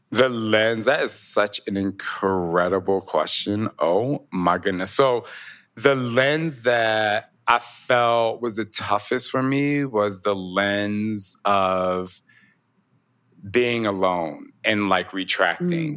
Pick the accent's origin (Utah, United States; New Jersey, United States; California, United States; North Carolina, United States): New Jersey, United States; I'm from Jersey. I'm from the East Coast